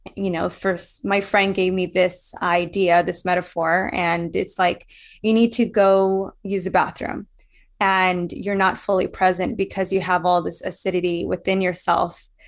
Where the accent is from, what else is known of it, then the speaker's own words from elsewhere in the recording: Louisiana, United States; I was bullied in Louisiana. So I grew up in the South